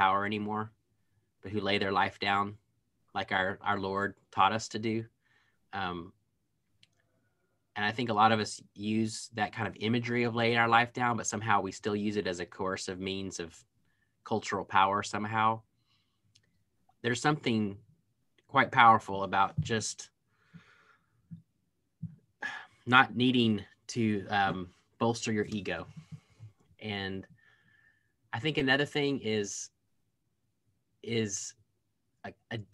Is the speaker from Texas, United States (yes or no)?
yes; Waco, Texas, United States; my hometown, Waco